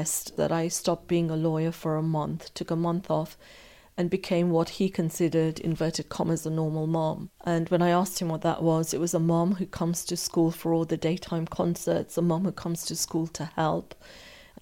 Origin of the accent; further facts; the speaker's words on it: Morden, London, United Kingdom; also born or lived in Africa; An offer came up of a house in Morden, Surrey, and we moved there. Morden, what can I say? Morden was very, very different.